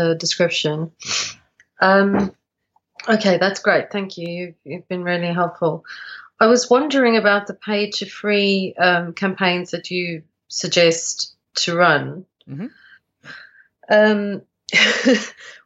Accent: South Africa; now in United Kingdom; I'm South African. That's why my accent's trying you

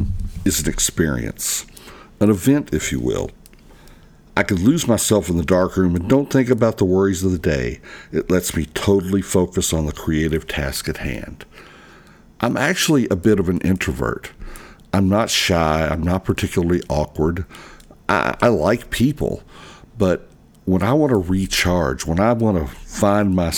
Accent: Louisville, Kentucky, United States; here in Louisville, Kentucky, in my hometown

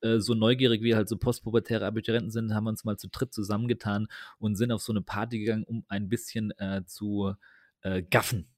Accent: Germany; ich komme ja aus dem Taubertal

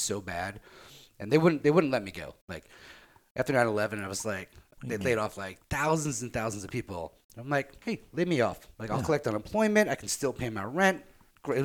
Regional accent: New York City, New York, United States; moved away as an adult; now in Austin, United States; born and raised in Jackson Heights, Queens

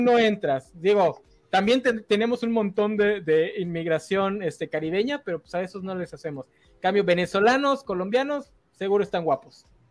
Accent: Mexico

